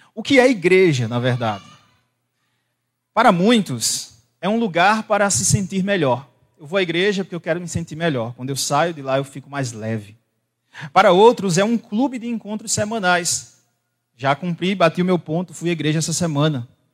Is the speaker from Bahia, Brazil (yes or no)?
yes; Bahia, Brazil; eu sou de Bahia